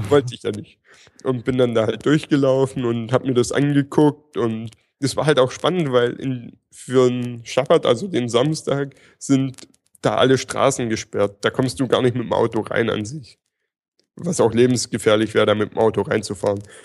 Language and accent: German; near Stuttgart, Baden-Württemberg, Germany; ich komme aus der Nähe von Stuttgart